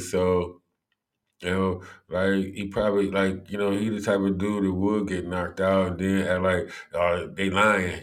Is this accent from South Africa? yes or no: no; Cleveland, Ohio, United States; growing up in Cleveland